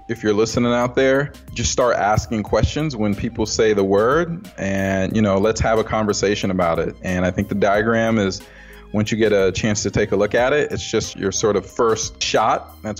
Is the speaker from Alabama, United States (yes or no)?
no; Dayton, Ohio, United States; also born or lived in Kyiv, Ukraine / West Africa; now in Pittsburgh, United States; I was born in Kyiv, Ukraine, lived there for 3 years. My mother is Ukrainian. My father is Liberian. So we lived in West Africa for 3 years and came here in 86. Lived in Dayton, Ohio for I don't know how long